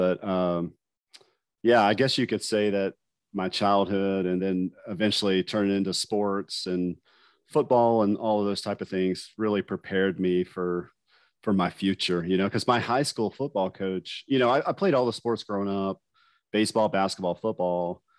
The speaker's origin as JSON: {"language": "English", "town": "Huntington", "region": "West Virginia", "country": "United States", "tie": "born or raised there", "also_born_or_lived": "California", "moved": "as an adult", "said": "I grew up in Huntington, West Virginia, born and raised. I left when I was 18, though, and my first duty station was West Coast in California."}